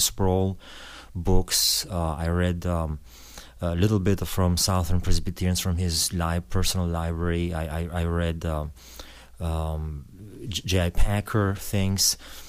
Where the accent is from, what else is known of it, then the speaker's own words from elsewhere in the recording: Albania; born there; English is a second language; I was born in Albanian. I was born in 71, born during the communist regime.